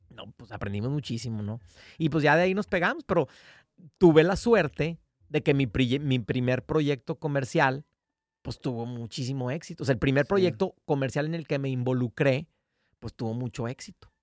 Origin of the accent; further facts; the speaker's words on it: Mexico; somos una banda de México firmada con Polygram